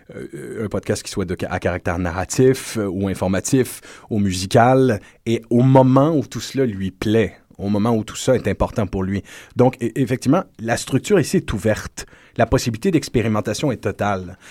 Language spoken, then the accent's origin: French; Quebec, Canada